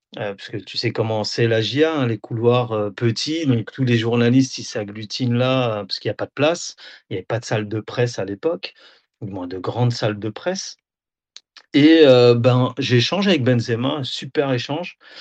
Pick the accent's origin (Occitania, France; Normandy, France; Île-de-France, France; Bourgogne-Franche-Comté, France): Bourgogne-Franche-Comté, France; Auxerre; moved away as an adult; also born or lived in Nador, Morocco (ancestry); now in Rabat, Morocco; je suis d'Auxerre à la base